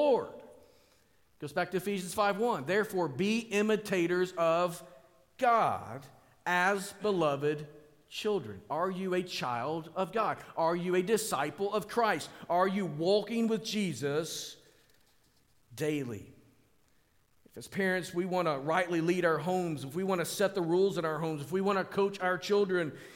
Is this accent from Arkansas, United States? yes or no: yes; Springdale, Arkansas, United States; we lived in an apartment complex on the north end of my hometown, Springdale